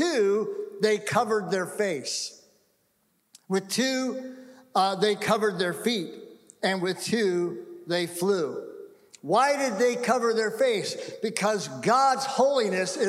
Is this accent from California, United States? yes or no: yes; California, United States; moved away; also born or lived in Seattle; I grew up in California, went away for 39 years, and came back to California